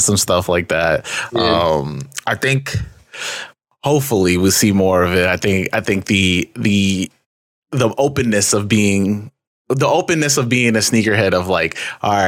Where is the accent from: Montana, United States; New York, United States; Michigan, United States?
New York, United States; I'm from New York, so like, I went to a city school